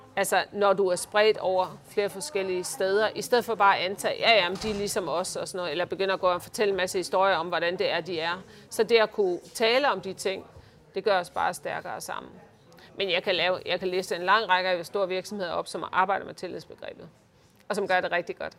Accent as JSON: {"language": "Danish", "town": "Uggerby", "region": "North Denmark Region", "country": "Denmark", "tie": "born or raised there", "also_born_or_lived": "Hirtshals", "moved": "yes", "said": "Jeg er født i Hirtals. Ja. Og vokset op i Ugerby"}